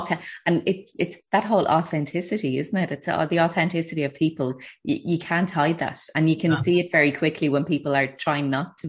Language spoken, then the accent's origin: English; Ireland; I think as Irish people